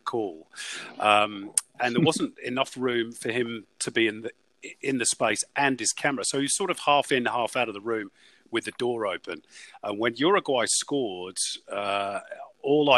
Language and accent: English; Manchester, North West England, United Kingdom; I'm from Manchester. I was born there